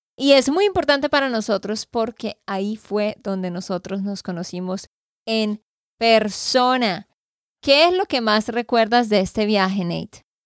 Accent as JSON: {"language": "Spanish", "region": "Santander", "country": "Colombia", "said": "de Santander, Colombia"}